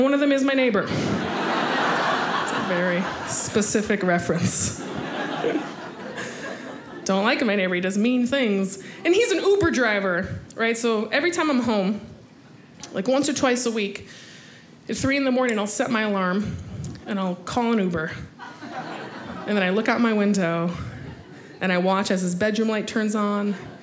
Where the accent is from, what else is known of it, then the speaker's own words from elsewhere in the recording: United States; I'm American. And you guys, I don't know if you could tell by my BMI that I am from America. I was born and raised here